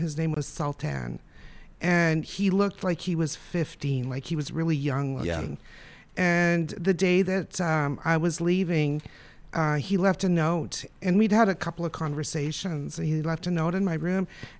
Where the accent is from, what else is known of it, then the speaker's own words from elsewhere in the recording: Alberta, Canada; I mean, say I'm from Alberta, there people say, oh, I'm sorry.